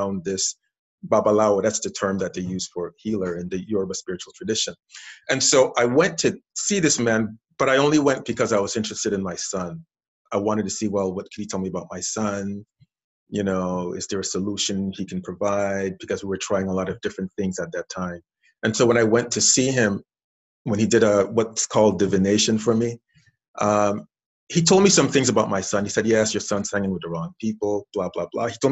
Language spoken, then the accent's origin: English; St. Croix, U.S. Virgin Islands; I'm originally from the Caribbean island of St. Croix, U.S. Virgin Islands. Grew up there, was raised there, went to elementary school there, high school, college there.